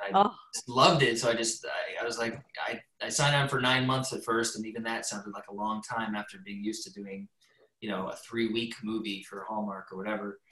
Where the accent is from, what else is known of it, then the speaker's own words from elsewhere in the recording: Canada; I'm Canadian